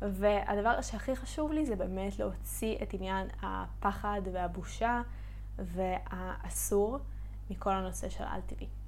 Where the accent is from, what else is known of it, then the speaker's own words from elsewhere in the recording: South, Israel; אני דרומית